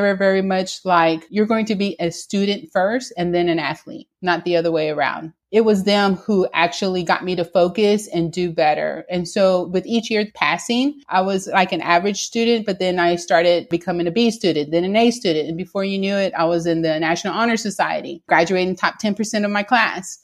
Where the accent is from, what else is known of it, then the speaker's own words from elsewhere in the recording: Houston, Texas, United States; I am a Latina born and raised in Houston, Texas, within a single parent household.